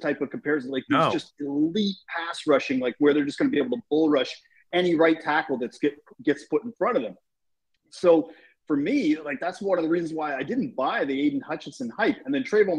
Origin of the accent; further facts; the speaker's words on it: Canada; we're Canadian